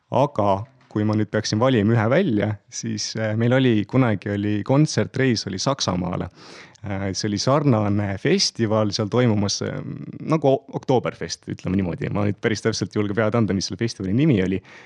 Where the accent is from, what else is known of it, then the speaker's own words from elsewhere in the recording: Pärnu, Pärnu County, Estonia; olen Pärnus kohalik poiss, et Pärnus sündinud, põline pärnakas. terve elu siiamaani üsnagi, üsnagi seal veetnud ja elanud